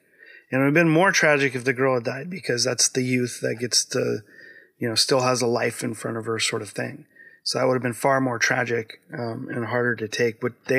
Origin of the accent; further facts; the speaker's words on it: United States; I'm American